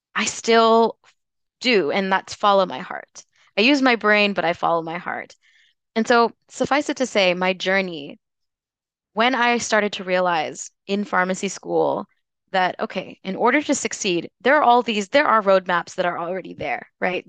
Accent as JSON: {"language": "English", "region": "Tennessee", "country": "United States", "tie": "born or raised there", "also_born_or_lived": "North Carolina / Washington, D.C. area", "moved": "as an adult", "lives_now": "Louisville, United States", "said": "I was born and raised in Tennessee"}